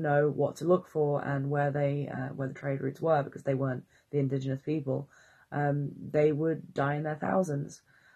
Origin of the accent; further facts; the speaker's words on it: Wales, United Kingdom; I'm Welsh